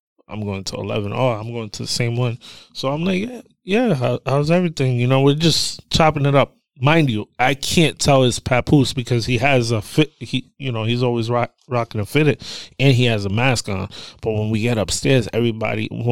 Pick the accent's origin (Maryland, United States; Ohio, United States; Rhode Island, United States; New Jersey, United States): Rhode Island, United States; Providence; I'm from Providence, Rhode Island.